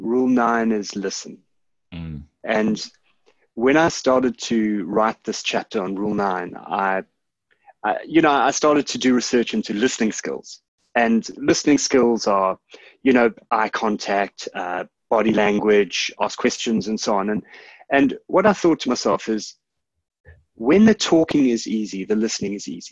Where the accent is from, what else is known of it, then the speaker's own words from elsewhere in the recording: South Africa; I'm South African. I was born in the early 1970s, which meant that I grew up in the 1980s.